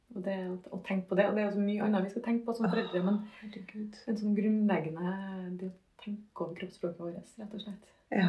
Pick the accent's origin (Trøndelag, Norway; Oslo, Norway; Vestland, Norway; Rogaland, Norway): Trøndelag, Norway; Trondheim; also born or lived in Husby; jeg er gangster fra Kolstad.